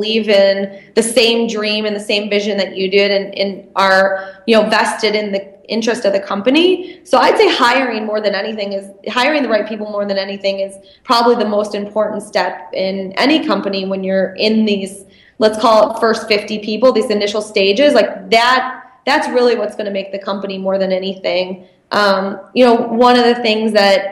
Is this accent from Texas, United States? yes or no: no; Michigan, United States; I'm from Michigan